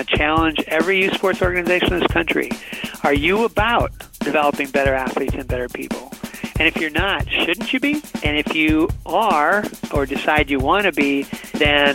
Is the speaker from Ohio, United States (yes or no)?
no; North Dakota, United States; I grew up in North Dakota